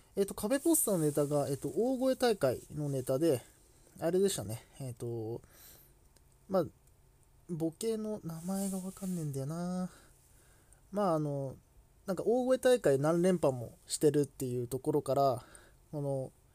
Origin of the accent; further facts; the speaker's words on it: Kanto, Japan; 自分とかはこう関東の出身